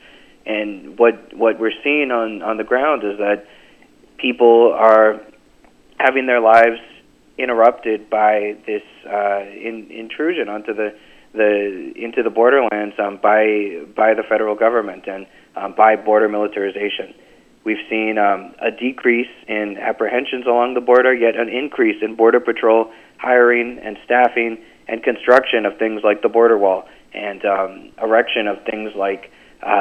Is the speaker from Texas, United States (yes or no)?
yes; McAllen, Texas, United States; born or raised there